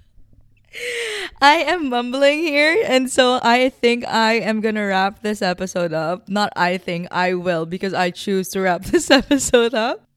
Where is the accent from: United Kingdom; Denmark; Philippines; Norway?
Philippines; moved away as an adult; now in Vancouver, Canada; I have moved to Vancouver, Canada in twenty nineteen. I am from the Philippines. I am a Filipina